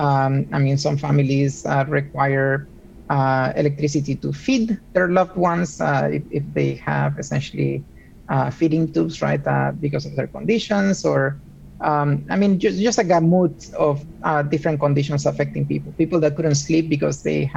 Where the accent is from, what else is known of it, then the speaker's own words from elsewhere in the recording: Puerto Rico; moved away as an adult; also born or lived in Argentina; now in Seattle, United States; I also was raised in Puerto Rico. I was born in Argentina, but I lived most of my life growing up in Puerto Rico.